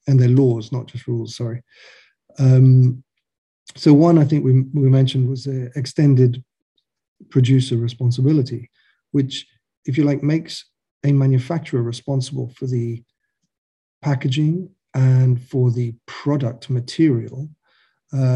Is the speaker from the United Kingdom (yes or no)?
yes; United Kingdom; also born or lived in Ireland; now in mainland Europe; I'm British